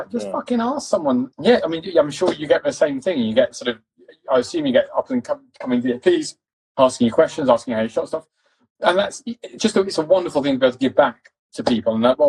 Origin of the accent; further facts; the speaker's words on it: East London, London, United Kingdom; accent: posh; and I come from East London, quite a working class family in East London. I just have a fucking posh accent because my dad.